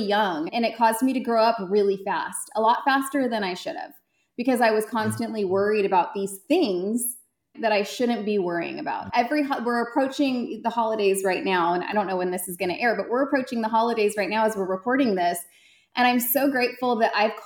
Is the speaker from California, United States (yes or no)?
yes; Central Valley, California, United States; moved away as an adult; also born or lived in Connecticut; now in Dallas-Fort Worth, Texas, United States; I grew up in California. I grew up in Central California, the Central Valley